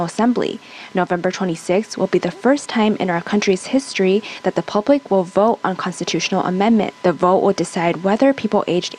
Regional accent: Yilan, Yilan County, Taiwan; my hometown, Yilan

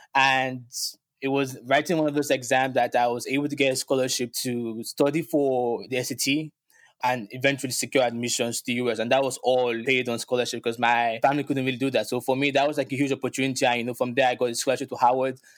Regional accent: Lagos, Nigeria; moved away as an adult; now in New York City, United States; growing up in Lagos, Nigeria

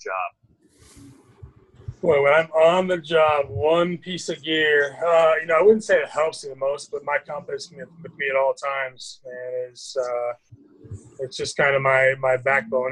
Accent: Mukilteo, Washington, United States; now in Phoenix, United States; born and raised just north of Seattle in a, a little town called Mukilteo, Washington.

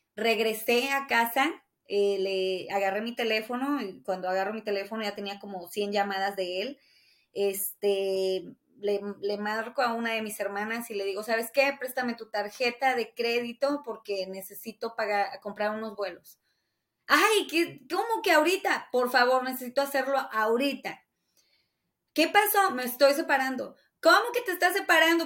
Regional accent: Taxco, Guerrero, Mexico; also born or lived in Hermosillo, Sonora / Los Angeles; now in Las Vegas, United States; Tasco es mi pueblo

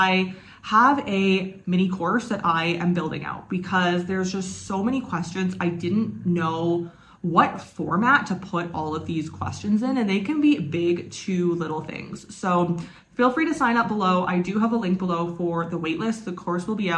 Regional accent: Canada; moved away; I am from Canada

